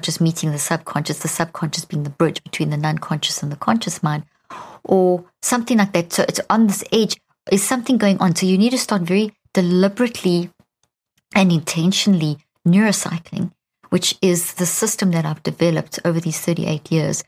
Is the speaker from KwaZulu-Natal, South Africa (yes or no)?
no; Pretoria, Gauteng, South Africa; I grew up in South Africa